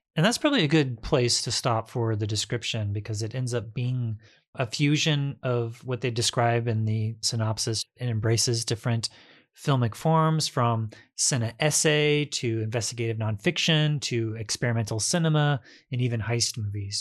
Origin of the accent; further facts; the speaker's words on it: Indiana, United States; moved away; also born or lived in Baltimore; where I grew up in Indiana